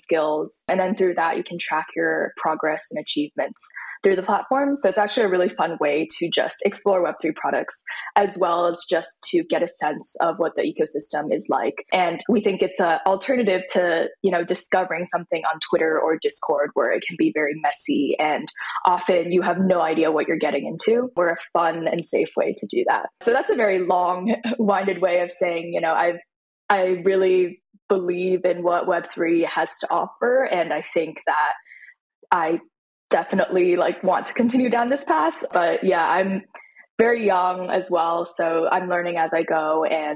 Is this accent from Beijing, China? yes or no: yes; Beijing, China; I grew up in Beijing.